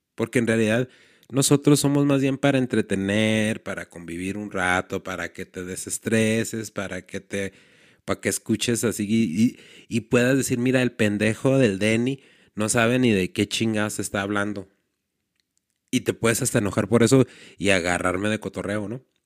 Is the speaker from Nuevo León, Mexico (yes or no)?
no; Ciudad Juárez, Chihuahua, Mexico; somos de Juárez